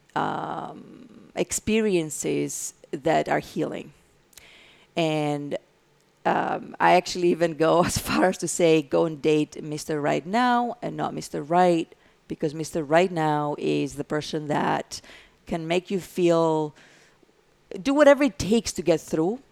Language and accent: English; Greece; English is a second language; now in United States; I have an accent, so I'm from Greece, and then I had a green card for many, many years